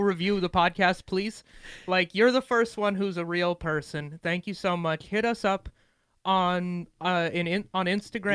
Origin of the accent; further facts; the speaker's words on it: Montana, United States; I'm from Montana